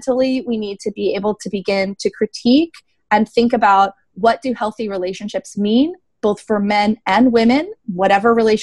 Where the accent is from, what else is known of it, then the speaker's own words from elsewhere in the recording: United States; me as an American